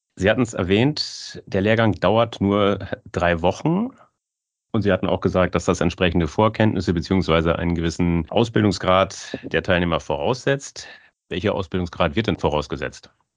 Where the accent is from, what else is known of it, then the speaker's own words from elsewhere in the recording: Germany; Ich, ich bin aus Friese